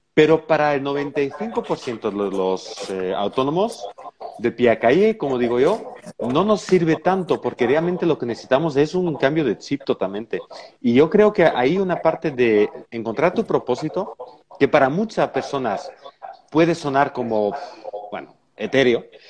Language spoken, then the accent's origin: Spanish; Belgium; moved away; en mi país también, en Bélgica igualmente